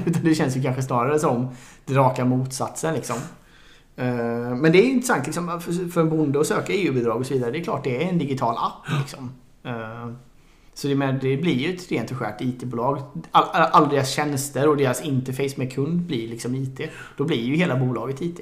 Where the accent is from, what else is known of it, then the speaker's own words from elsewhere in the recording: Sweden; som svensk